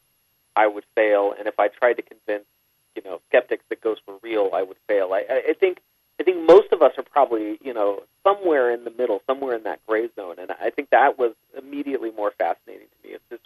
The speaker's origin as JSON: {"language": "English", "town": "San Jose", "region": "California", "country": "United States", "tie": "born or raised there", "said": "I grew up in San Jose, California, near the Winchester Mystery House"}